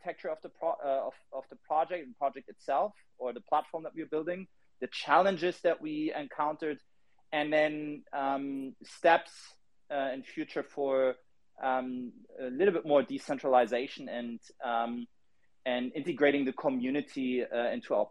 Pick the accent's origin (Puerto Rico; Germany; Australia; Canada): Germany; Berlin; I'm from Berlin